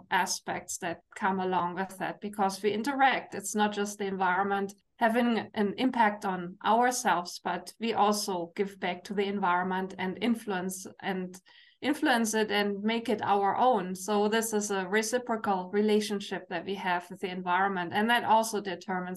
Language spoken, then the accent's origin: English; Germany; English is a second language; now in Canada; you hear my accent, I'm from Germany